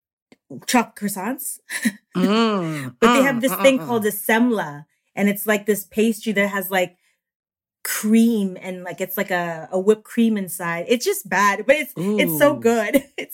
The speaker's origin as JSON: {"language": "English", "town": "Toronto", "region": "Ontario", "country": "Canada", "tie": "born or raised there", "also_born_or_lived": "New York City, United States", "moved": "as an adult", "lives_now": "Sweden", "said": "So I'm born and raised in Toronto, Canada. And my dad's side of the family is American. And my mom is Filipino, but they both met in Canada."}